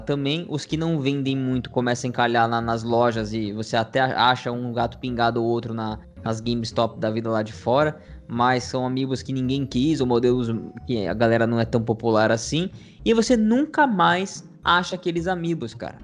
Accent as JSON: {"language": "Portuguese", "country": "Brazil", "said": "a gente nasceu no Brasil"}